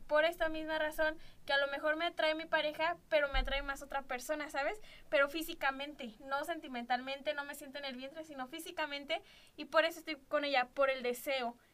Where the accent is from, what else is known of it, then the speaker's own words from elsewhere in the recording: Celaya, Guanajuato, Mexico; yo nací aquí en Celaya